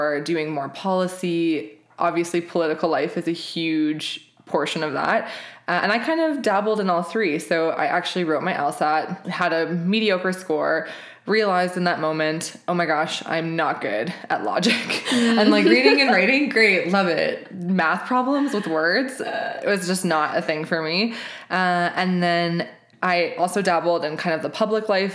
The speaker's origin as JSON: {"language": "English", "town": "Regina", "region": "Saskatchewan", "country": "Canada", "tie": "born or raised there", "moved": "as an adult", "lives_now": "Calgary, Canada", "said": "I am a Saskatchewan born and raised girl. I grew up in Regina."}